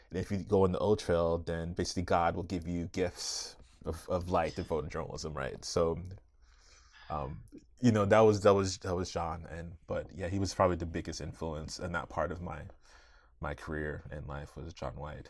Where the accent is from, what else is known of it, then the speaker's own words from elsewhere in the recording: Arlington, Virginia, United States; I grew up right outside Washington, D C, in Arlington, Virginia